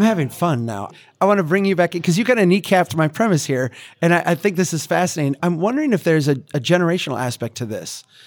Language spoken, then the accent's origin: English; Minnesota, United States; as a Minnesotan